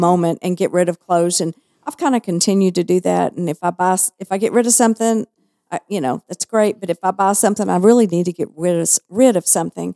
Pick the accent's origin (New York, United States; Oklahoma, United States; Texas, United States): Texas, United States; accent: Texas; also born or lived in Southern California; I was made fun of behind my back. because of my Texas accent